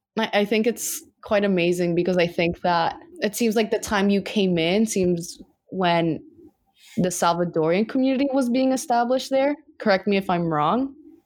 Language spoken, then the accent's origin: English; Guatemala; oh, you're Panamanian and I'm from Guate